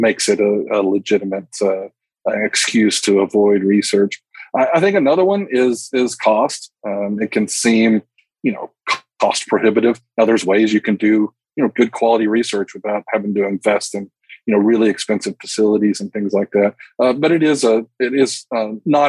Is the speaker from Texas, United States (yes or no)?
yes; Texas Panhandle, United States; also born or lived in Russia; I grew up in the Texas Panhandle